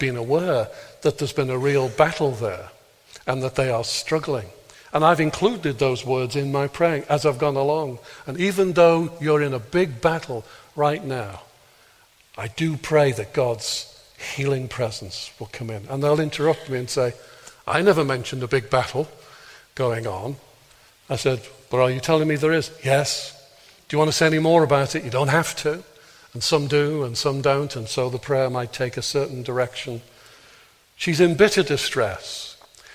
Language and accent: English; Birkenhead, North West England, United Kingdom; I was born in Birkenhead, not Northern Ireland.